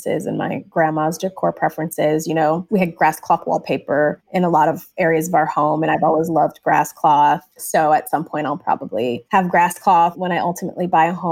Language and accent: English; Michigan, United States; I grew up in Michigan